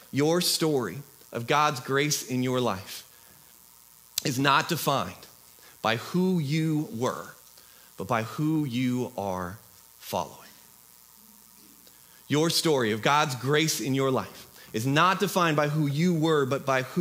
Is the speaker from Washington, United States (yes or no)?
yes; Washington, United States; Uh, I'm from Southwest Washington.